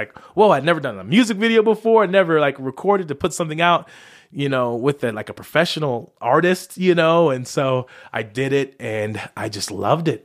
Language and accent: English; Las Vegas, Nevada, United States; I'm originally from Las Vegas. That's where I was born